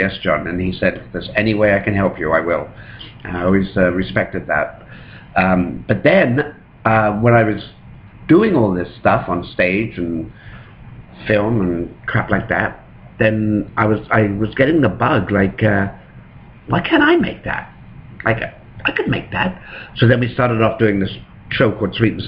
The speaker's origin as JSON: {"language": "English", "region": "England", "country": "United Kingdom", "tie": "born or raised there", "moved": "yes", "lives_now": "Toronto, Canada", "said": "I was growing up in England"}